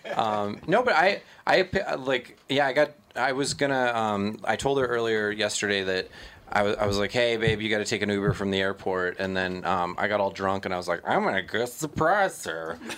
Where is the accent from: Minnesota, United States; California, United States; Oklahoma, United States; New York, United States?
Minnesota, United States; I'm so Minnesotan.